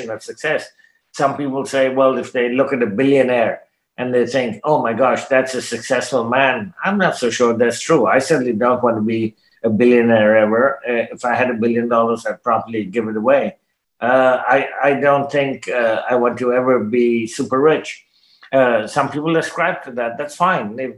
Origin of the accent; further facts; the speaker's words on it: Canada; I'm a Canadian, I speak English